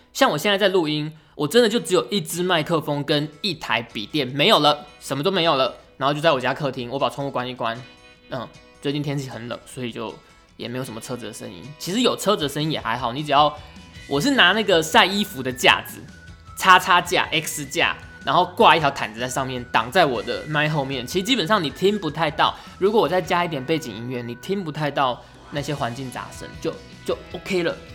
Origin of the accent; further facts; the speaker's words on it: Pingtung County, Taiwan; moved away as an adult; also born or lived in Tainan; now in Taipei, Taiwan; 而且我是屏东人